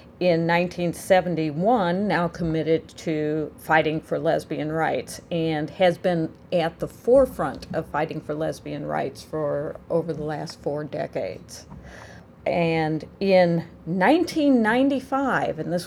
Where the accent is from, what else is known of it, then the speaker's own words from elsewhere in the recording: Illinois, United States; I'm from Illinois